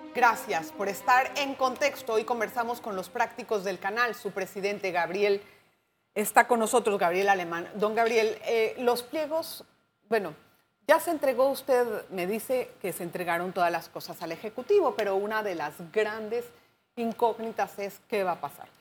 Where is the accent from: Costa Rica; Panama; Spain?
Panama; como panameños